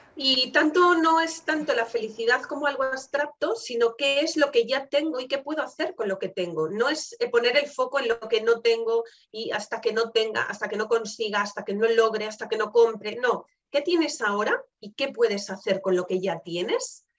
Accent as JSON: {"language": "Spanish", "region": "Galicia", "country": "Spain", "said": "como buena gallega"}